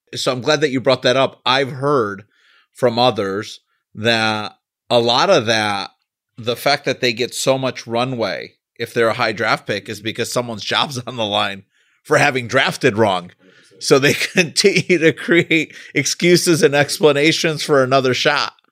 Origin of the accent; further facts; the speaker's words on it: Chicago, Illinois, United States; I'm from Chicago.